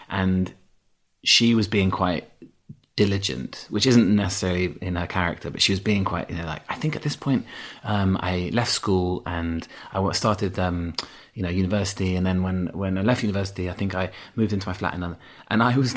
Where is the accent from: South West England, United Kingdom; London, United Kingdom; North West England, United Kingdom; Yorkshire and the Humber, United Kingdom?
Yorkshire and the Humber, United Kingdom; accent: Yorkshire; I had an accent. I had a strong Yorkshire accent till I was about um, 11, 12, yeah.